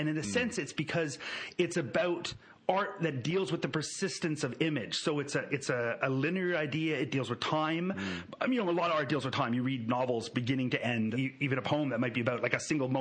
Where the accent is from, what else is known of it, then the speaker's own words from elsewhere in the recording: Canada; I'm a Canadian.